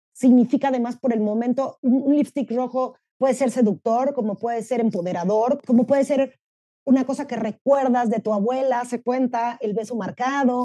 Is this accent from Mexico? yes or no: yes; Mexico; soy mexicana